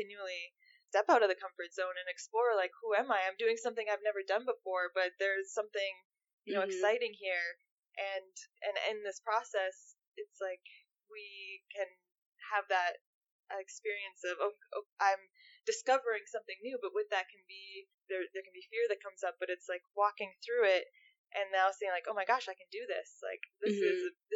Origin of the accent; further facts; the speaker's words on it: Minnesota, United States; I'm from Minnesota